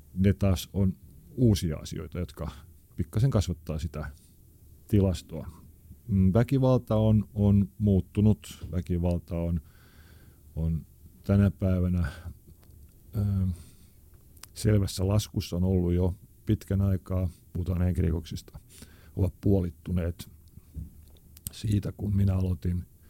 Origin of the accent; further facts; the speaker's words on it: Helsinki, Uusimaa, Finland; also born or lived in Maunula, Helsinki; se, missä minä olen syntynyt ja kasvanut, oli aikanaan tämmöinen niin sanottu huonompi kaupunkiosa, eli Punavuori.